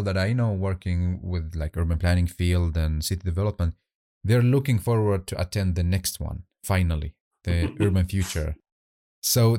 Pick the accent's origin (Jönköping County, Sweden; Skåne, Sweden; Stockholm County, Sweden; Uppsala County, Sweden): Skåne, Sweden; Helsingborg; I grew up in Helsingborg.